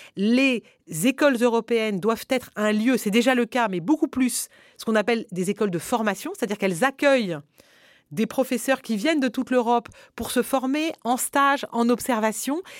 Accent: France; en tant que Français

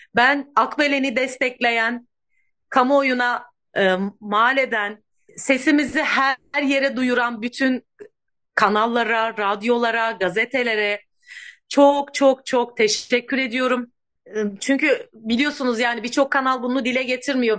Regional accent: İkizköy, Muğla, Turkey; 40 yıldır burada kömürün gölgesinde yaşayan ikiz köylüler olarak

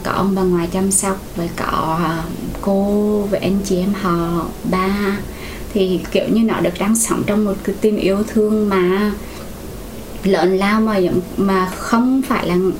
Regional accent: Quảng Trị, Vietnam; moved away as an adult; also born or lived in Hue; now in Ho Chi Minh City, Vietnam; chị người gốc ở Quảng Trị, chị đến ở Sài Gòn khoảng 12 năm rồi

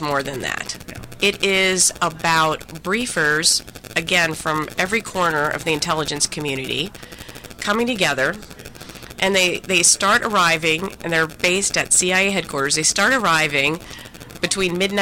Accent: North Dakota, United States; I'm from North Dakota

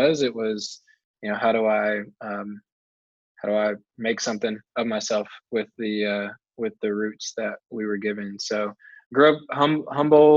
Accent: Marietta, Georgia, United States; moved away as an adult; also born or lived in Chapel Hill, North Carolina; now in Durham, United States; We grew up about 20 minutes northwest in a little town called Marietta

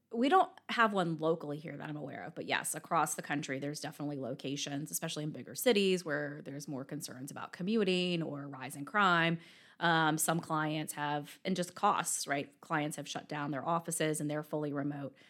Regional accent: Virginia, United States; moved away as an adult; also born or lived in Richmond, Virginia / Hartford, Connecticut; now in Birmingham, United States; I'm from Virginia originally

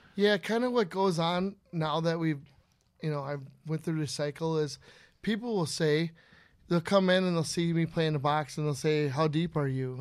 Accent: Inver Grove Heights, Minnesota, United States; also born or lived in Breezy Point, Minnesota; I'm from Member Grove Heights, Minnesota, originally

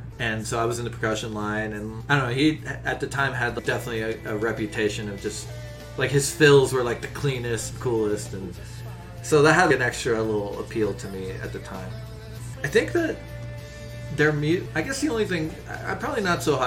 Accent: West Virginia, United States; when we were growing up in West Virginia

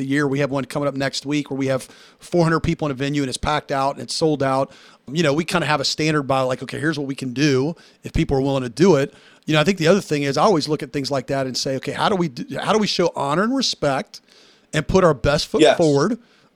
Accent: Tennessee, United States; I'm from Tennessee

